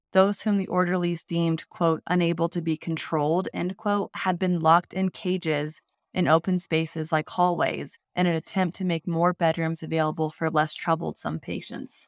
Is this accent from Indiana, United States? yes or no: yes; Indiana, United States; I grew up in Indiana